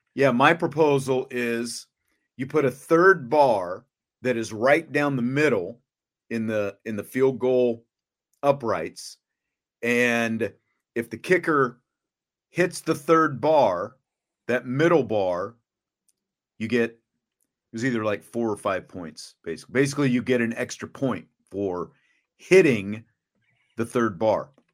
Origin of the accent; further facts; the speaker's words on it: Kansas, United States; moved away as an adult; I grew up not in this area back in the days of the superstation when we could watch the Cubs on WGN, you know, in Kansas